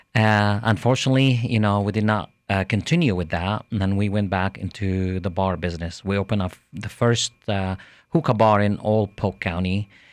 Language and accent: English; Jerusalem, Jerusalem District, Israel; now in Lakeland, United States; I'm originally from Jerusalem, Israel